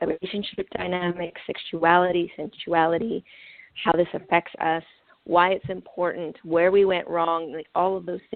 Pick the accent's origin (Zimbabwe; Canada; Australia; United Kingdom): Canada; First Nation reservations in Manitoba; first language French; English is a second language; I grew up on some of the toughest First Nation reservations in the middle of Canada